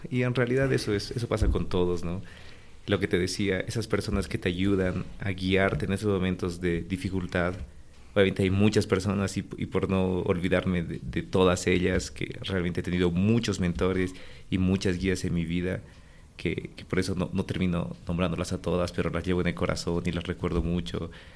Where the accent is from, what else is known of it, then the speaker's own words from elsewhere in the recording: La Paz, Bolivia; also born or lived in Santa Cruz; Yo nací en La Paz, un 1 de octubre de 1989.